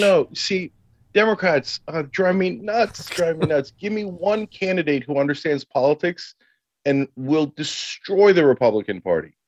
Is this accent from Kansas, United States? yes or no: no; Freehold, New Jersey, United States; I partly grew up in Freehold, and he grew up on Randolph Street, and I grew up on Randolph Road